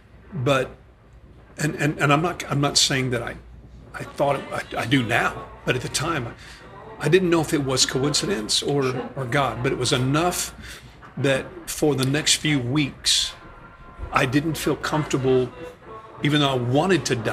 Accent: the South, United States; growing up in the States in the South

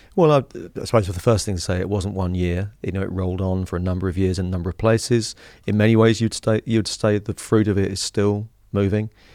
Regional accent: Harlow, East of England, United Kingdom; I grew up in Harlow in Essex.

